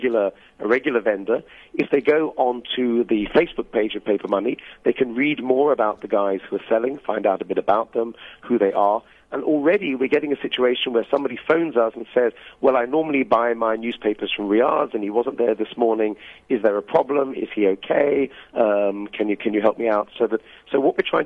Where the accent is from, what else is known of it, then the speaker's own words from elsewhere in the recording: United Kingdom; now in Durban, South Africa; as a British person